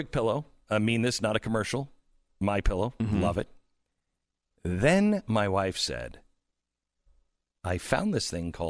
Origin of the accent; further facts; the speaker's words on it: Pacific Northwest, United States; now in Texas, United States; because I grew up in the Pacific Northwest, I love, like, the windows open. But in Texas, I don't sleep with the windows open